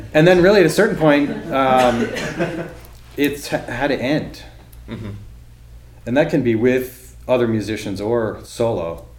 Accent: Massachusetts, United States; also born or lived in Baltimore; I grew up in Massachusetts

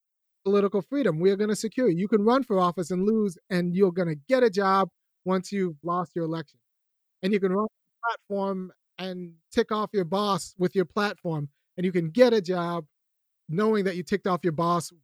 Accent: California, United States; moved away as an adult; now in Athens, United States; I don't live in California. I grew up in California. Then I was priced out of California

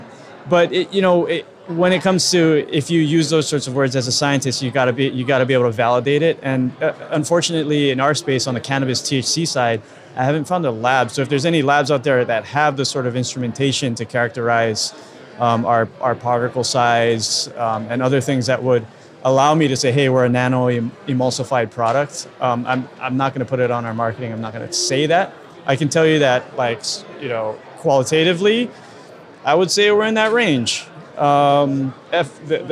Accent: Hawaii, United States; I'm from Hawaii

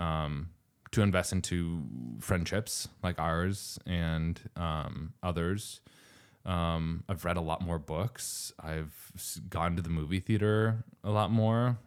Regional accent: New Mexico, United States; moved away; I'm from New Mexico

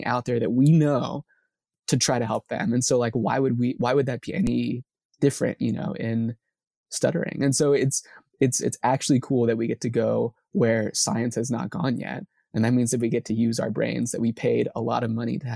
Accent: Corpus Christi, Texas, United States; I hail from South Texas, Corpus Christi

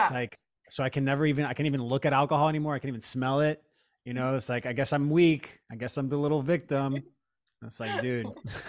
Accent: Florida, United States; I grew up in Florida and they would call them like pain farm or pill farms.

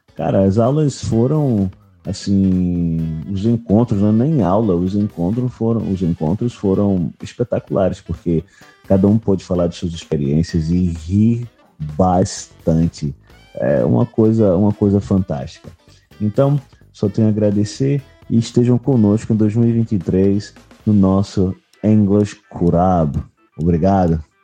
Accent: Recife, Pernambuco, Brazil; sou de Recife, Pernambuco, Brasil

